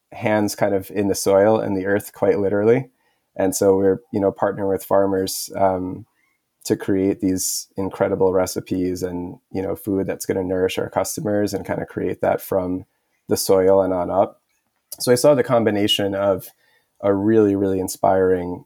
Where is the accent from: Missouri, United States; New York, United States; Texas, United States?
New York, United States; New York City; also born or lived in Montreal, Canada; I grew up in Queens, New York